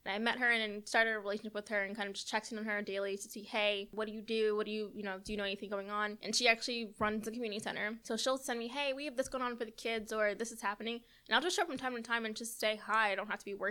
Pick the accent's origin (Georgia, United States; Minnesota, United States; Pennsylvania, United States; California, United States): Georgia, United States; Marietta; now in Savannah, United States; my hometown paper of Marietta